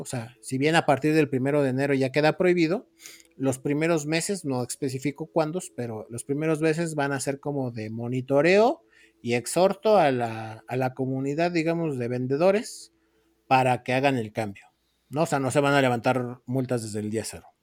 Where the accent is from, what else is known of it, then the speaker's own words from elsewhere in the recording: Mexico City, Mexico; soy de Iztapalapa